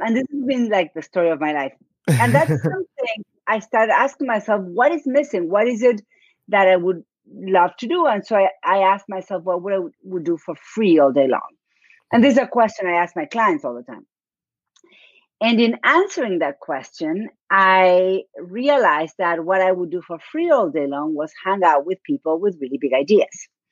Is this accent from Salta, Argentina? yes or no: no; Buenos Aires, Argentina; accent: Argentine; English is a second language; moved away as an adult; now in Dartmouth, United States; my accent is from argentina i was born and raised in buenos aires